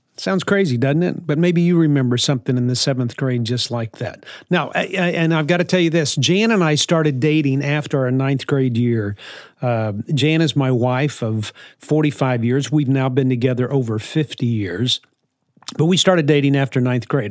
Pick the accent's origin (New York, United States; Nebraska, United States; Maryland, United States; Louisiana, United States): Louisiana, United States; New Orleans; also born or lived in West Texas; I grew up in New Orleans. born in West Texas, but grew up in New Orleans